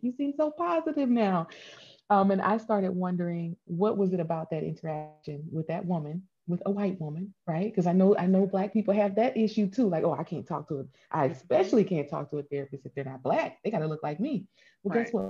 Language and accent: English; Hammond, Louisiana, United States; moved away as an adult; also born or lived in Boulder, Colorado; I moved away from a small town in Louisiana. I'm from Hammond, Louisiana